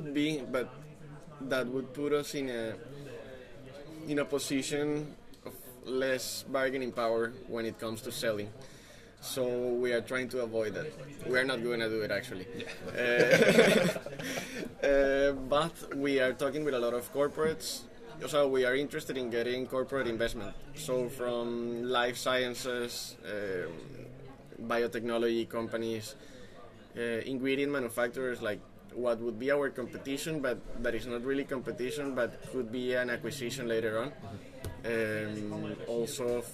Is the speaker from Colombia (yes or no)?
yes; Colombia; moved away; we come from Colombia and we came here without knowing a soul